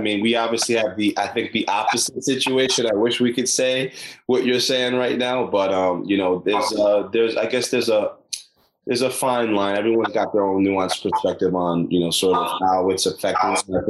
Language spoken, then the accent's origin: English; New York City, New York, United States; I'm from Brooklyn, I'm born there